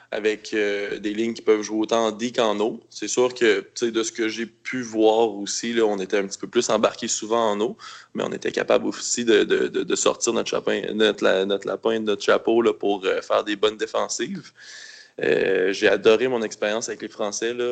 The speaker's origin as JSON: {"language": "French", "town": "Quebec City", "region": "Quebec", "country": "Canada", "tie": "born or raised there", "said": "moi, en fin de compte, je suis né à Québec. Je suis né à Loretteville, puis j'habite depuis 31 ans à Québec."}